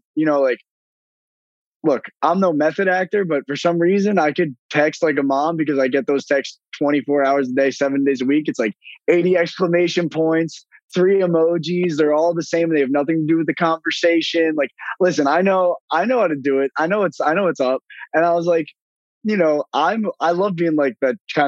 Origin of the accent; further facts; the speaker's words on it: Northern New Jersey, United States; being from Northern New Jersey